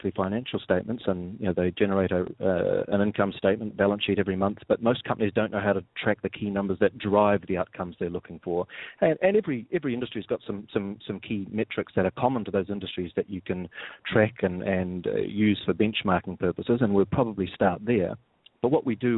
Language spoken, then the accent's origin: English; New Zealand; moved away; as you can probably gather from my accent, I'm not from around here. I'm originally from New Zealand